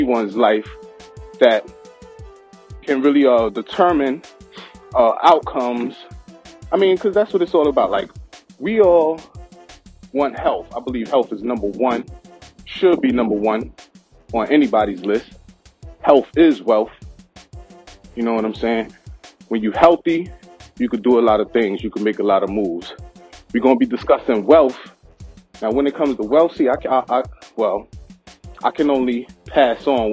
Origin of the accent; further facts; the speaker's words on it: New York City, New York, United States; I grew up in Brooklyn, Best Stop precisely, where they don't act politely.